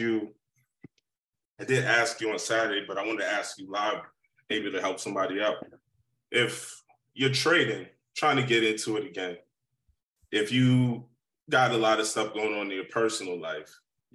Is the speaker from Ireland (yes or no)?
no; Long Island, New York, United States; I'm from Long Island